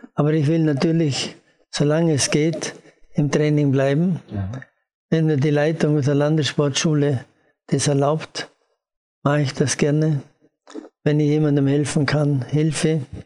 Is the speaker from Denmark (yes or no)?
no; Austria; als Österreicher